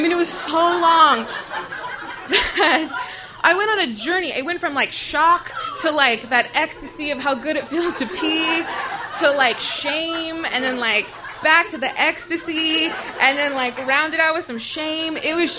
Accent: Tucson, Arizona, United States; I was born and raised in Tucson, Arizona. When I was around 11, I lived in this apartment complex called Christopher City

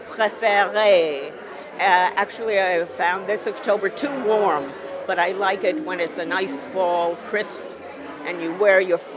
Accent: France; English is a second language; yes, {S4} I am from France.

